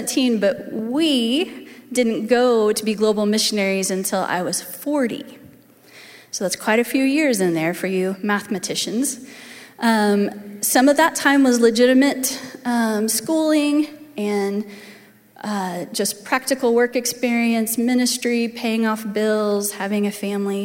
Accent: Edmond, Oklahoma, United States; I grew up in Waterloo Church of the Nazarene, just north of here, out in North Edmond.

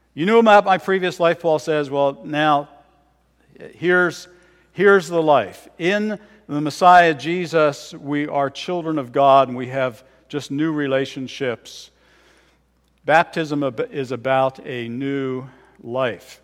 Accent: Philadelphia, Pennsylvania, United States; also born or lived in Bedminster, Bucks County, Pennsylvania; I was born in Philadelphia, grew up there for a time, and when I was eleven years old, uh, my family moved to Bedminster, Bucks County

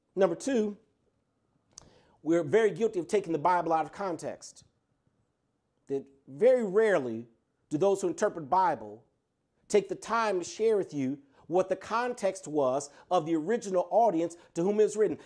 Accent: Chicago, Illinois, United States; I was raised in the Lilydale Progressive Missionary Baptist Church on the south side of Chicago

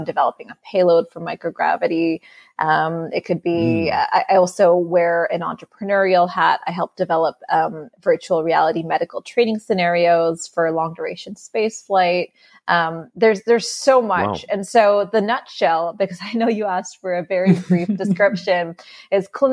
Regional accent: Canada; I grew up in the 90s, and this was when Canada, where I grew up

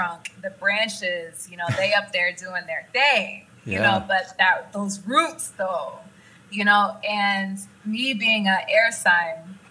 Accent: Oklahoma, United States; moved away as an adult; also born or lived in Los Angeles; I'm from Oklahoma

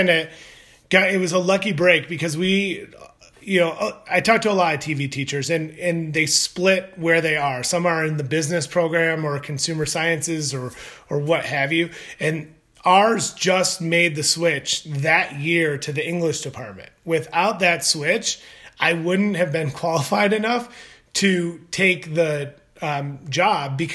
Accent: Detroit, Michigan, United States; also born or lived in Arkansas; went to back to my hometown of Detroit area

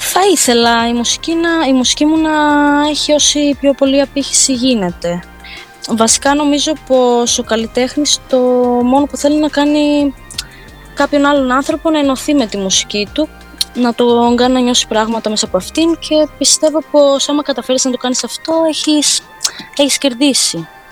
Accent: Rhodes, South Aegean, Greece; σε νησί που γεννήθηκα

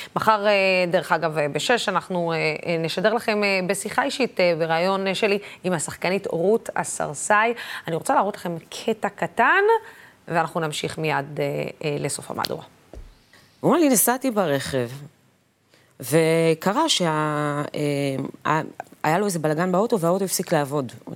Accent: periphery, Israel; בתור ילדה שגדלה בפריפריה

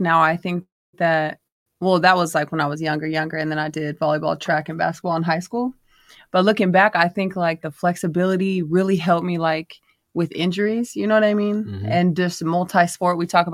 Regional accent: Cottonwood, California, United States; also born or lived in New Mexico; I'm from Cottonwood, California. Small little country town, like 3,000 people

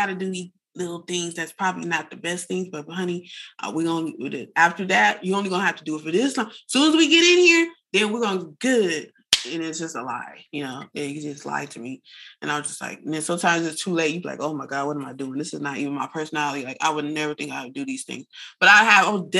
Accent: San Bernardino, California, United States; now in Los Angeles, United States; I'm not from LA. I'm green as heck. I'm from San Bernardino. I got here on a train with $6.

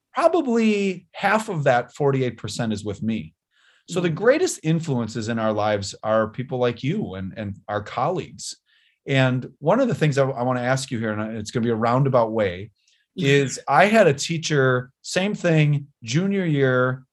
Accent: Wisconsin, United States; I'm the mayor of my uh, of where my hometown where i grew up and lived

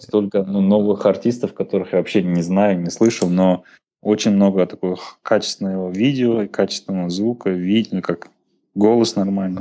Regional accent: Kazakhstan; мы, казахи, хоть и намады

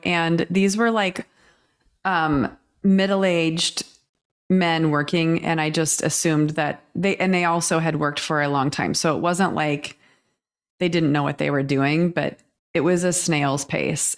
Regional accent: Kansas, United States; growing up in Kansas

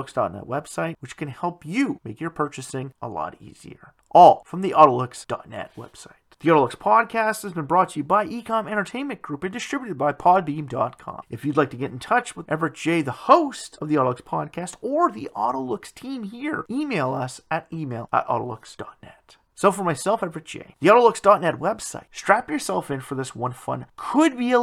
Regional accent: Canada; my home country

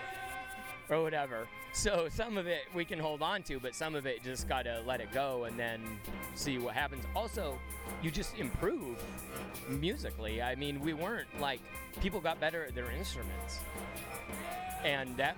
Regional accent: Seattle, Washington, United States; I grew up in Seattle.

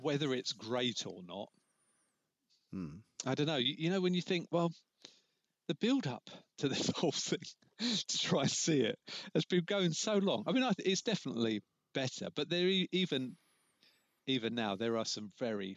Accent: River, South East England, United Kingdom; I grew up in River outside Dover.

